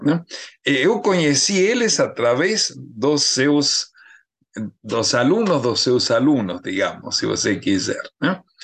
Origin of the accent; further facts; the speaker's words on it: Argentina; accent: Argentine; Portuguese is a second language; moved away as an adult; now in Brazil; pelo sotaque deve dar para ver que eu sou argentino, né? Eu estava na Argentina estudando biologia